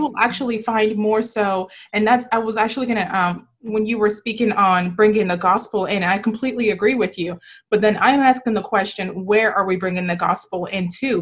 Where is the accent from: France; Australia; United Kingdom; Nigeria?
Nigeria; now in United States; I was born, I was born and raised in Nigeria, and I, and then I came here